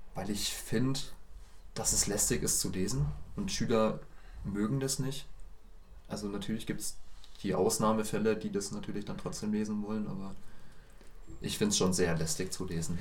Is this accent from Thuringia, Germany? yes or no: no; Bamberg, Bavaria, Germany; Ich komme genau wie die anderen beiden hier auch aus Bamberg. Ähm, anders als die anderen beiden komme ich auch direkt aus Bamberg